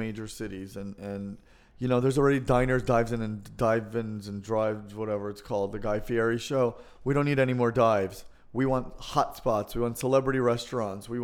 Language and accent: English; New Jersey, United States; now in New York, United States; I grew up in New Jersey. I'm used to going to the malls my whole life.